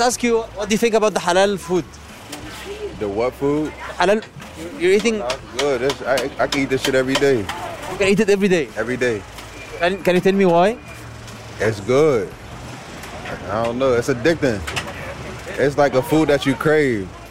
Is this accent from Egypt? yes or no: yes; Egypt; also born or lived in Cairo; انا مش نيويوركر خالص انا اتربيت في مصر